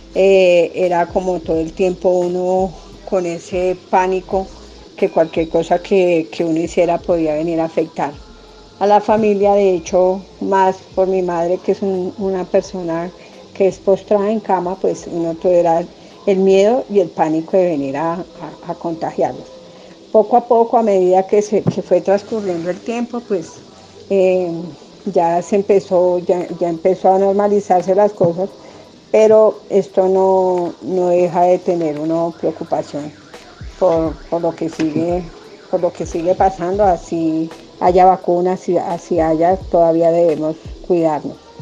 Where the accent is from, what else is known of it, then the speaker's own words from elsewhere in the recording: Colombia; nosotros como colombianos